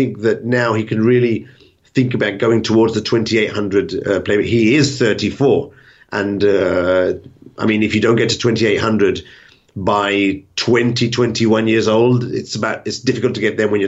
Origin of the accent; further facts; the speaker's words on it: England, United Kingdom; I'm English